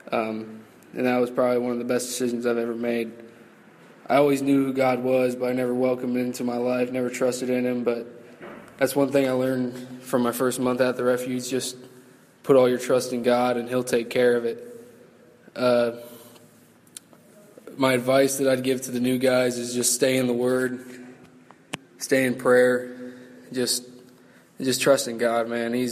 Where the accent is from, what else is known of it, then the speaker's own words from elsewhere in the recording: Lima, Ohio, United States; moving up from phase one to phase two. I'm 21 years old. I'm from Lima, Ohio.